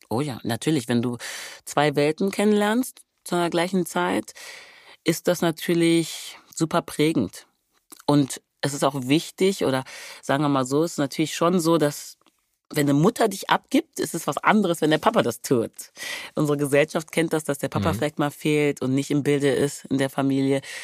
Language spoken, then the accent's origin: German; Wermelskirchen, North Rhine-Westphalia, Germany; also born or lived in Hückeswagen / Remscheid / Nigeria (ancestry); Ich komme aus Wermelskirchen, das ist in der Nähe